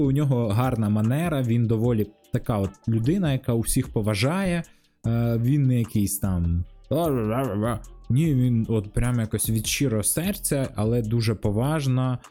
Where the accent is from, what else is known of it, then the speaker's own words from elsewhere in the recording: Kharkiv, Kharkiv Oblast, Ukraine; я з Харкова